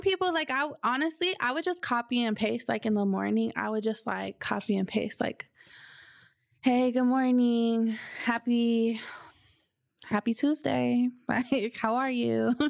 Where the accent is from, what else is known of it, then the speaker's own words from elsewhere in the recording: Southern California, United States; now in Seattle, United States; I'm from Southern California